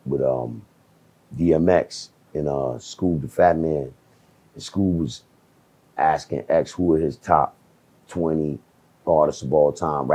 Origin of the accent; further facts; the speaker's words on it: Jamaica; Look, man, I'm Jamaican, man. I got whipped a lot as a child, dog.